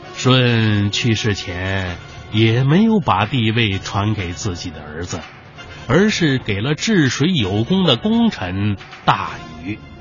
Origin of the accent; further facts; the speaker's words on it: China; 我们中国人第一次用三百六十六天上下的计数来确定年的概念